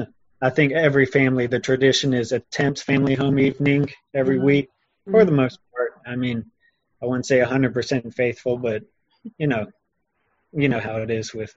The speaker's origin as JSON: {"language": "English", "town": "Irmo", "region": "South Carolina", "country": "United States", "tie": "born or raised there", "also_born_or_lived": "Augusta, Georgia / Aiken, South Carolina / Florida", "accent": "Southern", "said": "I was born in Augusta, Georgia, but my family lived in a small town and right on the border in South Carolina called Aiken. So it's a small town. I grew up until I was, I don't know, 3 or 4 and moved down to Florida. And when I was 5, I moved back up to where I'm at now in Irmo."}